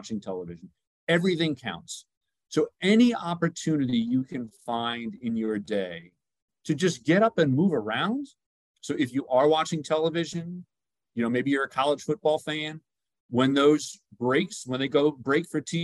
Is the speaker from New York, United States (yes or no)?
yes; New York, United States; I'm from New York